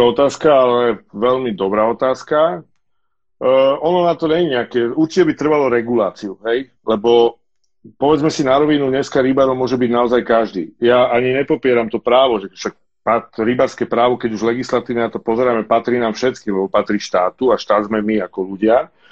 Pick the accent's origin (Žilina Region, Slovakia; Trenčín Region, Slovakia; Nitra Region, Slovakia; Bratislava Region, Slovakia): Bratislava Region, Slovakia; Bratislava; s bratom u nás v Petržalke na chorvátskom ramene, na veľkom dražďaku